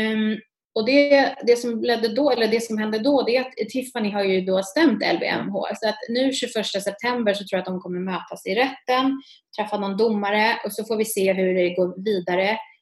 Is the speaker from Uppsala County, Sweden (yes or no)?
yes; Uppsala, Uppsala County, Sweden; jag är från Uppsala